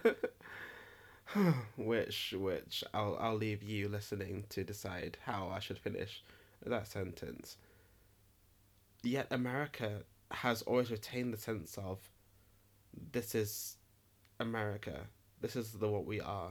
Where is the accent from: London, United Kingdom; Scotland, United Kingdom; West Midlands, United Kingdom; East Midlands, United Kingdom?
East Midlands, United Kingdom; Nottingham; I'm from Nottingham, and Nottingham is a rock and roll kind of city